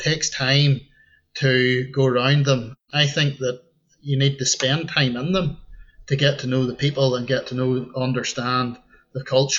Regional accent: Portrush, Northern Ireland, United Kingdom; accent: Ulster Scots tinge; Well, I grew up overlooking the Causeway. I grew up in Portrush. It's a peninsula on the Causeway Coast.

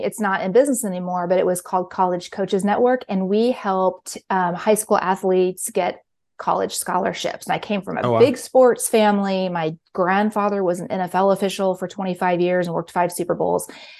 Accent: Kansas City, Missouri, United States; Well, I'm from Kansas City, Missouri, and home of the Chiefs.

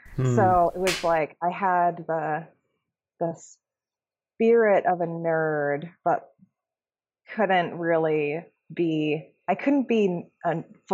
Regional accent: outside San Francisco, California, United States; also born or lived in San Diego, California; I grew up outside San Francisco in the suburbs

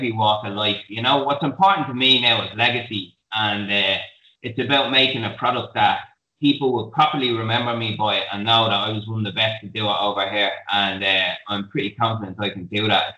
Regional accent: Dublin, Leinster, Ireland; also born or lived in Australia; the same group of lads from Tala that I've hung around with since I'm 14

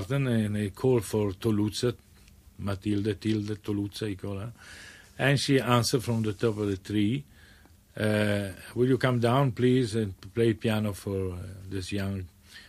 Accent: Bassano del Grappa, Veneto, Italy; English is a second language; moved away; Bassano del Grappa, yes. It's a lovely, romantic, medieval town with a beautiful river and a marvelous mountain all around. Mm-hmm. And the Grappa is the mountain number one, very historical, and that's give the name to my hometown.

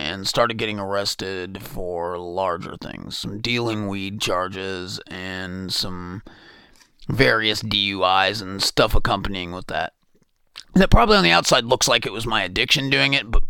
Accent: Bloomington, Indiana, United States; I was born in Bloomington, had an absolutely wonderful childhood

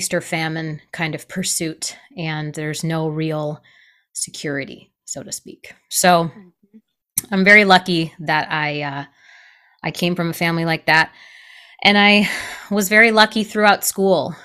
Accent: Michigan, United States; moved away; also born or lived in New York City; I grew up in Michigan. I am a Midwest girl at heart

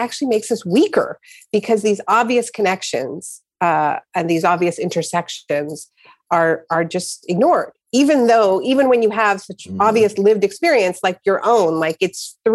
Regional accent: Canada; I was born in Canada.

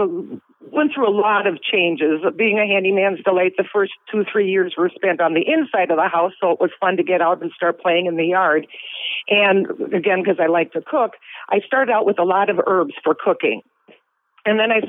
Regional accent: Bloomington, Minnesota, United States; also born or lived in Brainerd, Minnesota / Wisconsin; I grew up in Bloomington, and after I graduated and went to college and all that, I moved around and went up to Brainerd and over to Wisconsin for a while

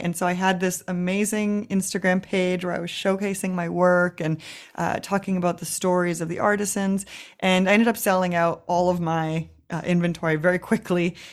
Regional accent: Vancouver, British Columbia, Canada; moved away as an adult; now in Berlin, Germany; in Vancouver, Canada, where I'm from

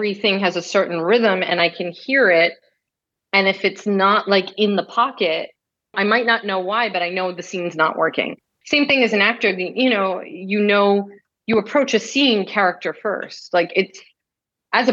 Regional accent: New York, United States; growing up in New York

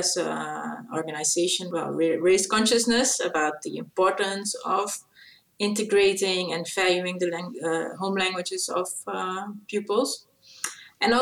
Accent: Suriname; first language Dutch; English is a second language; now in Amsterdam, Netherlands; Suriname, my home country.

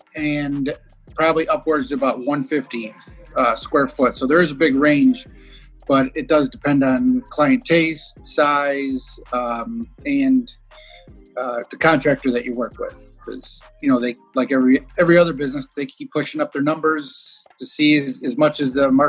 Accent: Chicago, Illinois, United States; moved away; I'm originally from Chicago. We call those two flats there. Here they call them duplexes

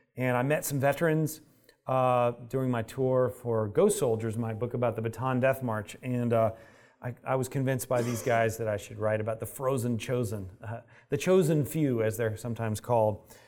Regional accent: United States; I'm an American

